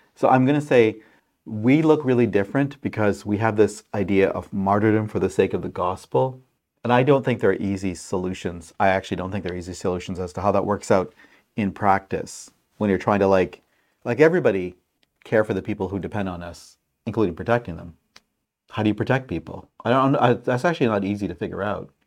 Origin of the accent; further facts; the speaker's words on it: Pakistan; moved away; my country, home country of Pakistan